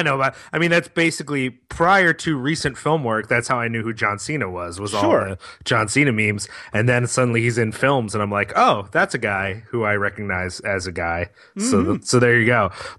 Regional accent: Philadelphia, Pennsylvania, United States; I'm filled with shame for Philadelphia as a Philadelphian.

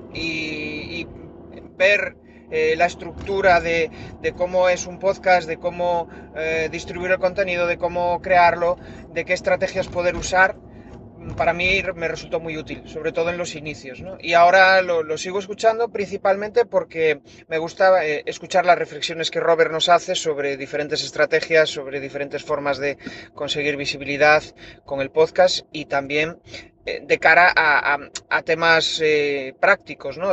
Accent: Spain; soy de España

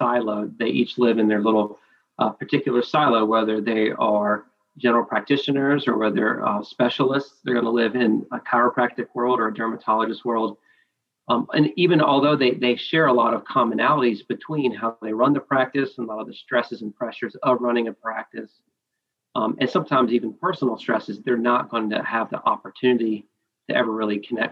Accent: Augusta, Georgia, United States; also born or lived in China; So I am from Augusta, Georgia, for the most part. My family works in the medical space.

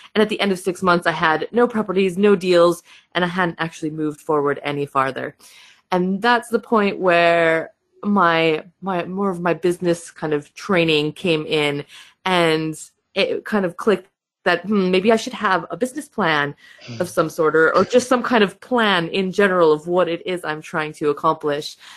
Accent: Michigan, United States; accent: American; first language English; moved away as an adult; now in United Kingdom; I do have an accent. I am American. So, I am from Michigan in the US. I moved to the UK about 12 years ago now

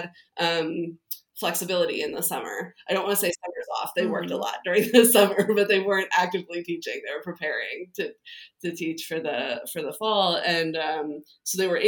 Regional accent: New Jersey, United States; I grew up in New Jersey

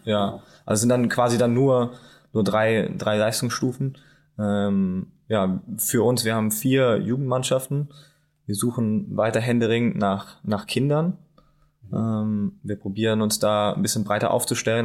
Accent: Bonn, North Rhine-Westphalia, Germany; now in Saxony-Anhalt, Germany; ich bin ich bin Bonner

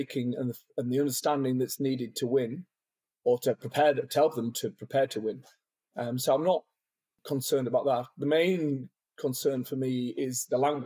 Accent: England, United Kingdom; moved away as an adult; also born or lived in Ireland; I came from England

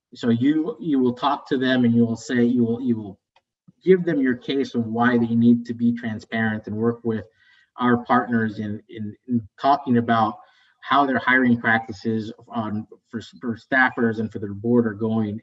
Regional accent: West Virginia, United States; moved away as an adult; also born or lived in Bogota, Colombia / Chicago; I moved to the United States, so I'm an immigrant. I'm a Colombian American. I grew up in West Virginia

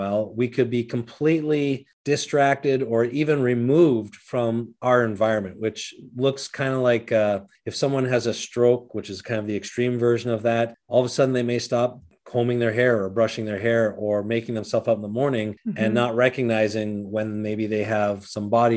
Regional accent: Canada; moved away as an adult; now in Minnesota, United States; I was born in Canada, grew up there, moved to the United States in my 20s

